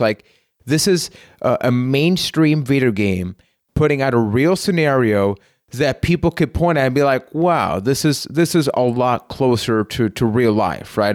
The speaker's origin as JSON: {"language": "English", "country": "Puerto Rico", "said": "I am from Puerto Rico"}